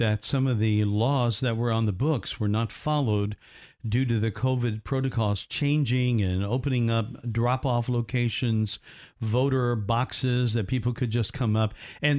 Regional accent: United States; But I also love our country, and I'm grateful that I'm an American.

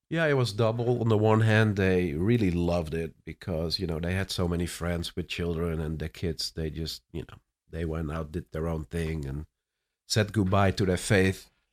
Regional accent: Netherlands; English is a second language; moved away as an adult; also born or lived in Cape Town, South Africa; now in Orlando, United States; I was born and raised in the Netherlands, but ended up in South Africa prior to coming to the U S

